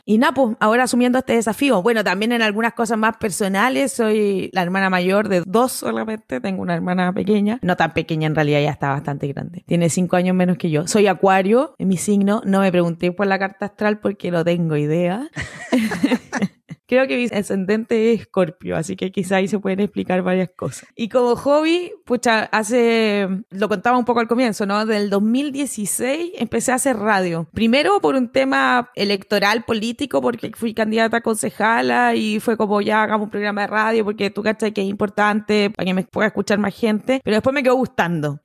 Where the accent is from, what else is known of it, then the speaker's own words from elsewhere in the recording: Iquique, Tarapacá, Chile; soy iquiqueña, nacida y criada acá